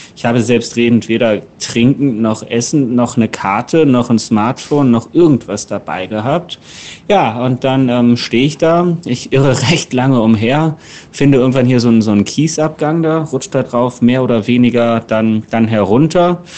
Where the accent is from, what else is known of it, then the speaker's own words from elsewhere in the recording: Northern Germany, Germany; als Norddeutscher